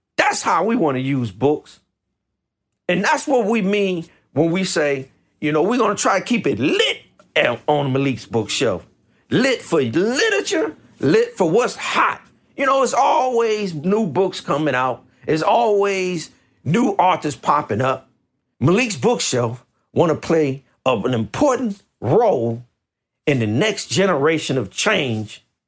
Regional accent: Washington metropolitan area, Maryland, United States; now in West Coast, United States; I grew up in Washington, D.C. I grew up in a place called Maryland in the Washington metropolitan area

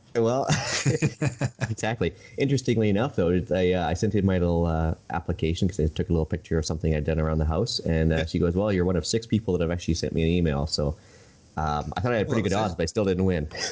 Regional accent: Edmonton, Alberta, Canada; also born or lived in Saskatchewan; now in Vancouver Island, Canada; I grew up around Edmonton right in the '80s

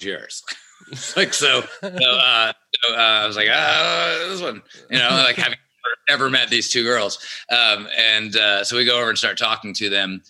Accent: Atlanta, Georgia, United States; growing up in Atlanta

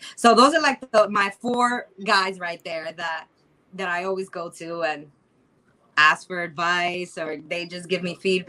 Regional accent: New York City, New York, United States; is from Queens, New York. I'm a queen from Queens.

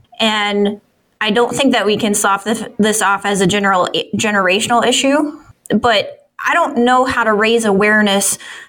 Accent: Midwest, United States; I grew up in the Midwest in a GM town

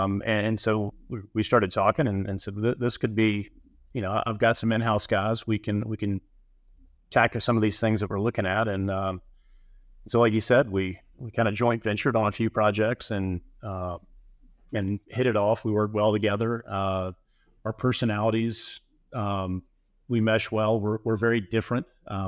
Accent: Alabama, United States; I grew up in Alabama, but have built, in Florida and Mississippi, Colorado

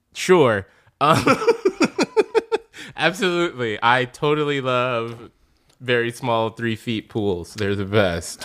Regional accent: Chicago, Illinois, United States; now in Los Angeles, United States

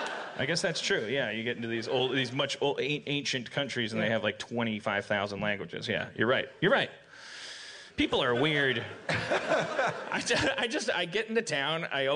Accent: Midwest, United States; I'm from the Midwestern United States.

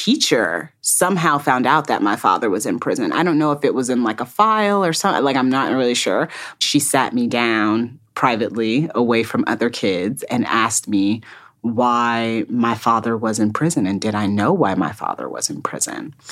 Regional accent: Fort Wayne, Indiana, United States; I grew up in Fort Wayne, Indiana

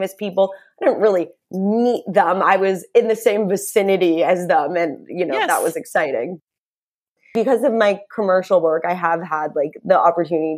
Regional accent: New Mexico, United States; moved away as an adult; now in Los Angeles, United States; So I currently live in LA, even though I'm originally from New Mexico, and I do go back there very often

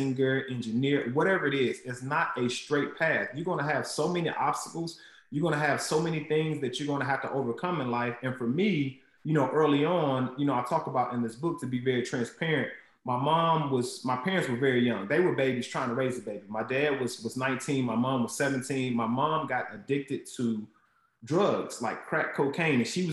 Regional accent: Huntsville, Alabama, United States; I was born in Huntsville, Alabama. And there was a Boys and Girls Club right in the projects where I grew up

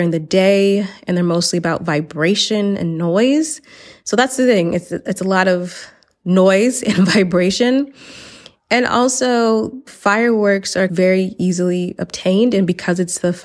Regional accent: the South, United States; moved away as an adult; now in Valencia, Spain; I'm from the South

